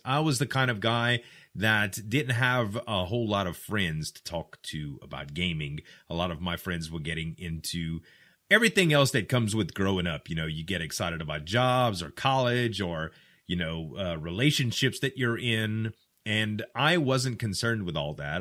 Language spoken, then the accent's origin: English; the South, United States; I'm from the South, and we use a lot of slang here